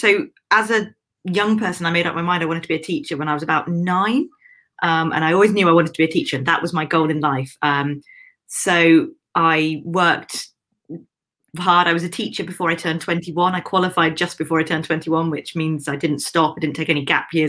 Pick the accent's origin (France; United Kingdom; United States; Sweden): United Kingdom; Cornwall, South West England; now in London, United Kingdom; I'm currently living in London, UK, but I'm originally from Cornwall, which is deepest, darkest southwest